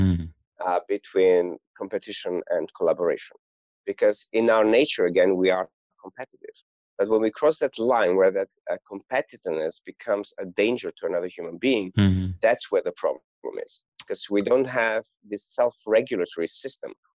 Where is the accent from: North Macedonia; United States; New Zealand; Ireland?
North Macedonia; Gostivar; I was born in Macedonia in a town called Gostivar, which is northern Macedonia. And I grew up in a family of restaurateurs and farm owners.